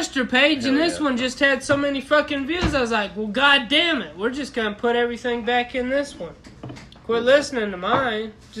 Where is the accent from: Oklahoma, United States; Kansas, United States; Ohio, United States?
Oklahoma, United States; Growing up in Oklahoma, I figured they would. They gotta keep the people in that fucking state.